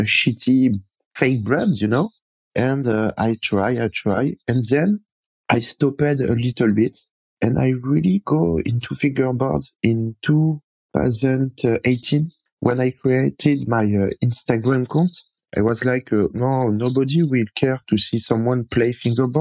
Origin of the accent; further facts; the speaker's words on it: Paris, Île-de-France, France; English is a second language; moved away as an adult; now in near Bordeaux, France; I'm from France, from Paris.